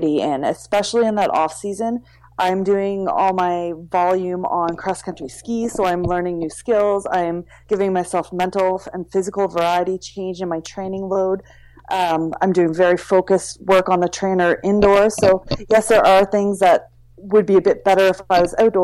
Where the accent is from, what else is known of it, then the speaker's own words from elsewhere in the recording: New Brunswick, Canada; moved away; also born or lived in British Columbia; I grew up in New Brunswick and I did the Velo MB race circuit